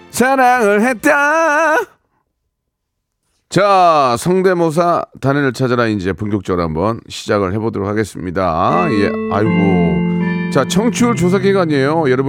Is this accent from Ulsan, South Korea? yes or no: no; Jeonju, North Jeolla, South Korea; now in Seoul, South Korea; 예, 고향은 전라도입니다. 어디, 어디요? 전라도, 전라북도 전주입니다.